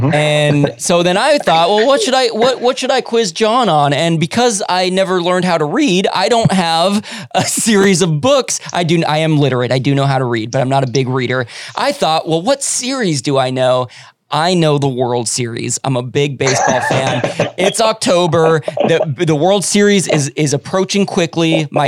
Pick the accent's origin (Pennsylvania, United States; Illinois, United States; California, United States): California, United States; South Bay; I'm from the South Bay where you live. I'm living in West LA now